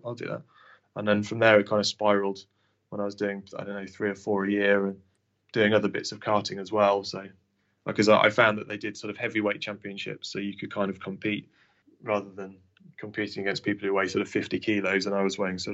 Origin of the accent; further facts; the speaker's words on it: Lincolnshire, East Midlands, United Kingdom; we're from Lincolnshire